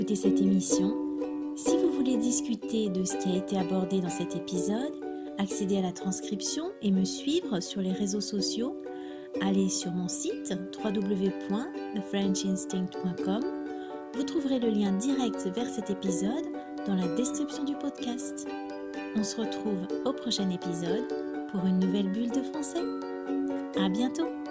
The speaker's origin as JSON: {"language": "French", "country": "France", "said": "je suis française"}